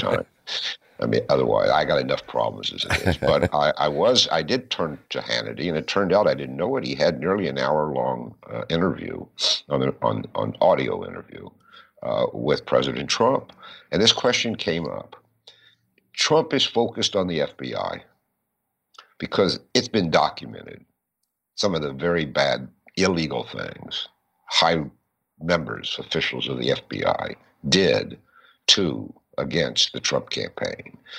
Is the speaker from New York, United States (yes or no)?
no; Kentucky, United States; I'm from Kentucky